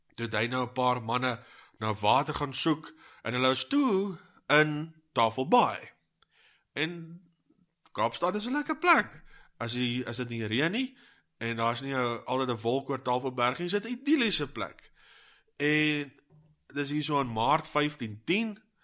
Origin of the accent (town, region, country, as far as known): South Africa